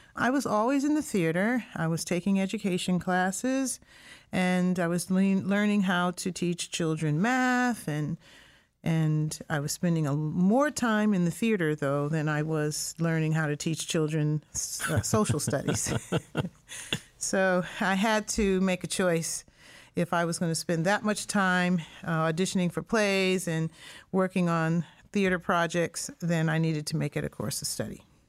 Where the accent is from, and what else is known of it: Springfield, Massachusetts, United States; born or raised there